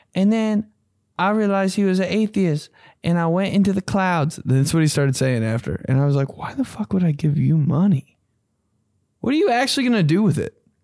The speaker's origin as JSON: {"language": "English", "town": "Greenwood", "country": "United States", "said": "I'm from Greenwood."}